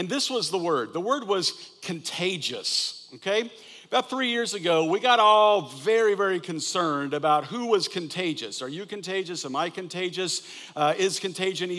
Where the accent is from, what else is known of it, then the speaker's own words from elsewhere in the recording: Wichita, Kansas, United States; moved away; I grew up in Wichita, just down the turnpike